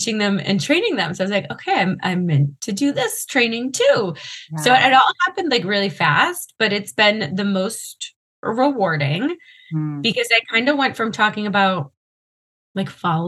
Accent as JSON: {"language": "English", "region": "Massachusetts", "country": "United States", "tie": "born or raised there", "said": "where I grew up in Massachusetts"}